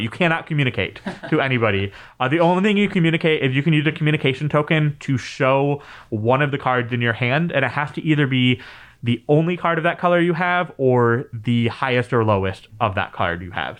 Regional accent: Michigan, United States; being a Midwesterner, especially in Michigan, uh, growing up

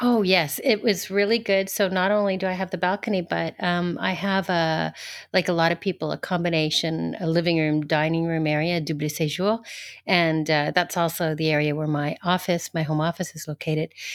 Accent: Toronto, Ontario, Canada; moved away as an adult; also born or lived in Alberta / Saint Martin; now in France; I grew up in, um, Ontario, so I call Toronto my home, and I basically lived in Canada until, uh, four and a half years before moving to France.

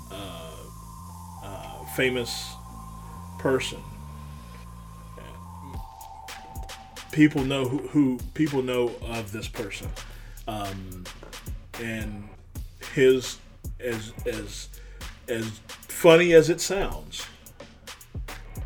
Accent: West Virginia, United States; my home state

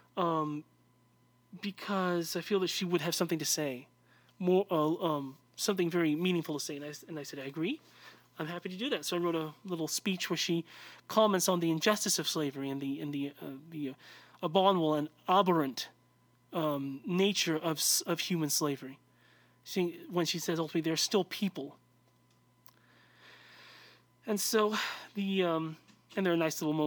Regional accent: United States; I'm an American

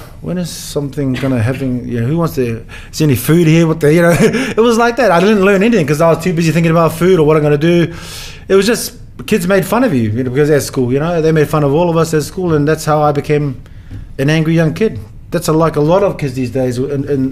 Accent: Auckland, New Zealand; also born or lived in Mount Annan, Australia; now in Sydney, Australia; I was born in St Helens in the city, but Middlemore is, you know, South Auckland where I was raised up

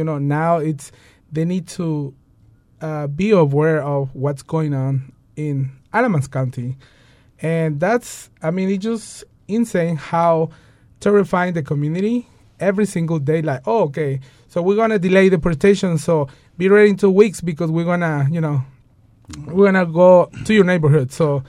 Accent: Mexico; Like, you know, I'm from Mexico, you know, and things like that.

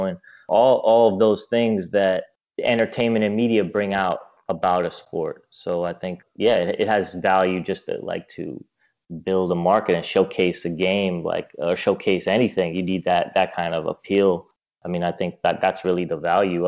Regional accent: New York, United States; for an American like me, like if I'm coming from New York

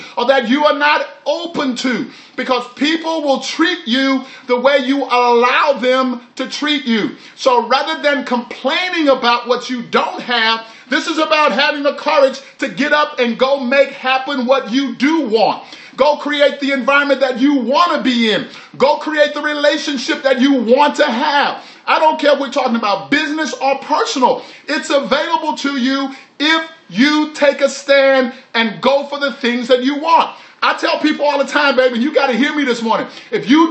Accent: Texas, United States; all y'all, that's what we say when we're from Texas

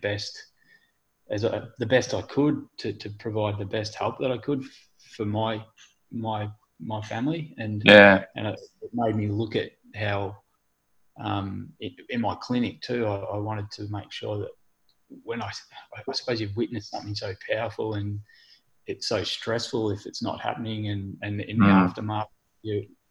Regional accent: Forrest, Victoria, Australia; I grew up in Forest

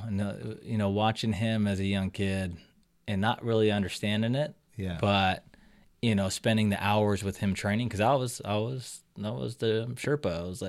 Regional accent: Hawaii, United States; Oh, I had no hair, man. I'm Hawaiian, man. This stuff grows in when you're like 30.

